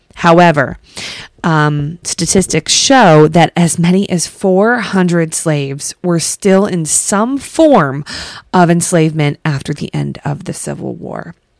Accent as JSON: {"language": "English", "region": "New Jersey", "country": "United States", "tie": "born or raised there", "said": "my home state"}